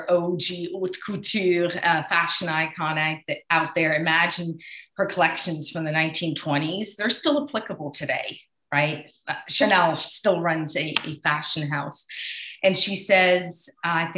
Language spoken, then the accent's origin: English; Switzerland; I grew up in Switzerland